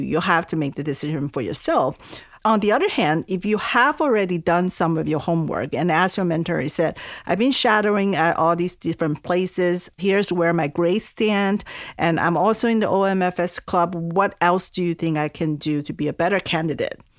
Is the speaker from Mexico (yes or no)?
no; Taiwan; English is a second language; moved away as an adult; also born or lived in California, United States / East Coast, United States; now in United States; I'm originally from Taiwan. I came to the U S when I was eighteen years old for college